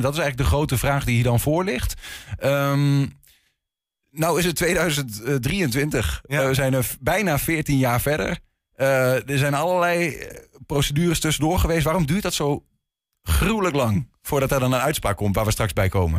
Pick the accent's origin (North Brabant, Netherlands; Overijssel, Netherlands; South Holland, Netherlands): Overijssel, Netherlands; Enschede; ik ben een inwoner van Enschede